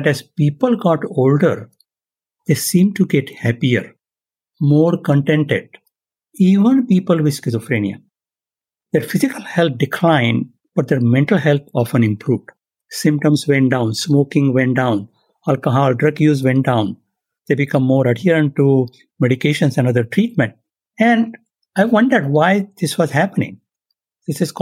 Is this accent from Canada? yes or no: no; India; now in San Diego, United States; I was born and raised in India